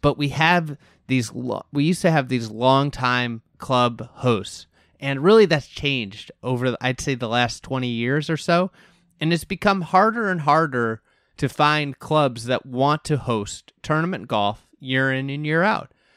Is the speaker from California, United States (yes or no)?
no; Chicago, Illinois, United States; I'm from Chicago.